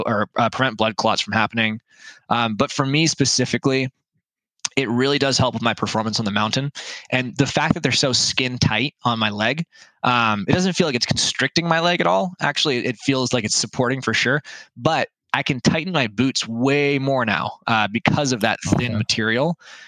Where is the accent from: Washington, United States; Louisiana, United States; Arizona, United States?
Washington, United States; Lake Stevens; now in Bellingham, United States; a mountain that's close to my hometown, Lake Stevens. And it was the mountain that I grew up hiking on